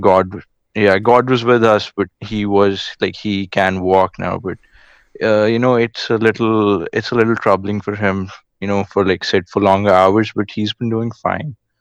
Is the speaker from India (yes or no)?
yes; India; I'm from India